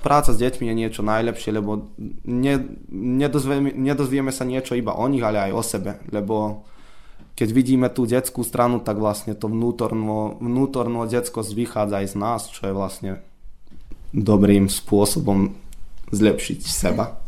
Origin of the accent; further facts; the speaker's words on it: Serbia; tu u nás v Srbsku je asi 500 eur